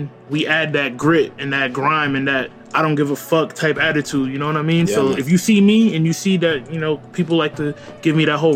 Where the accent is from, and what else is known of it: Troy, New York, United States; born or raised there; also born or lived in Long Island, New York / Albany, New York